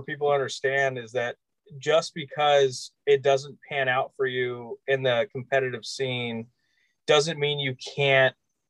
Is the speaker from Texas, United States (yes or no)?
no; Napa, California, United States; I actually met Zach at Kennedy Golf Course here in Napa.